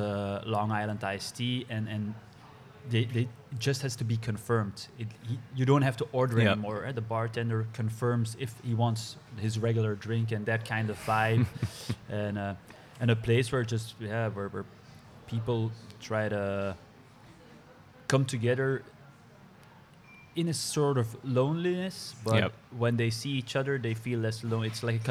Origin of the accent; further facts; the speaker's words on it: Brussels, Brussels-Capital Region, Belgium; English is a second language; growing up in Brussels